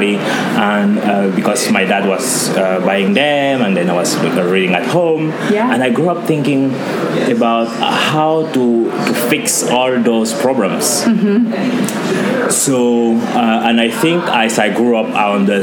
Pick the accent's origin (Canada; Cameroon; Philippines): Cameroon; now in Anchorage, United States; I was born in Cameroon, which is usually called Africa in miniature.